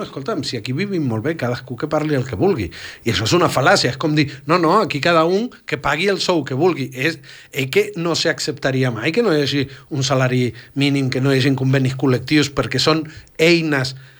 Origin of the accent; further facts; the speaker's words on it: Argentina; now in Catalonia, Spain; Jo vaig créixer a l'Argentina